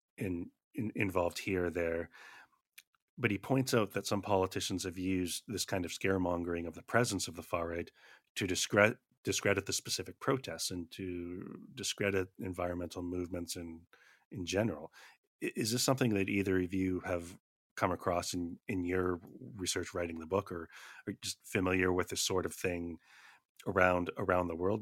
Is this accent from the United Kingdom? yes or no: no; Canada; I'm from Canada